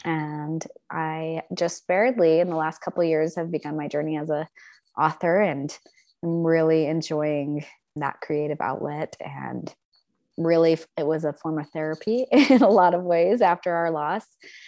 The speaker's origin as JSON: {"language": "English", "town": "Logan", "region": "Utah", "country": "United States", "also_born_or_lived": "Mexico / India / Paris, France", "moved": "yes", "lives_now": "southern Utah, United States", "said": "So I am from Logan, Utah, originally. We've spent a lot of time all over the world. And so I've lived in Mexico and India and Paris, France. And my husband and I have spent the last several years in Southern Utah."}